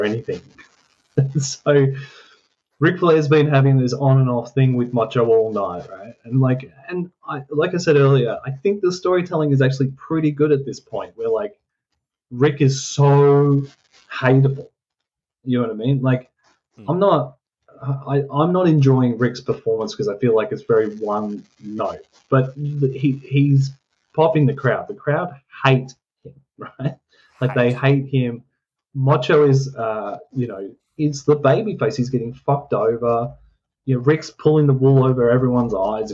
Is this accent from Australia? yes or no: yes; Australia; We're from Australia.